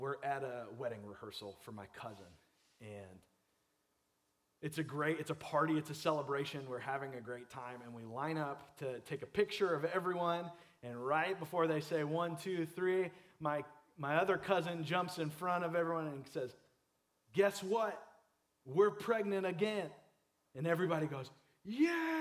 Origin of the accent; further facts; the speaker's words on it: Clearwater, Florida, United States; I grew up in Clearwater area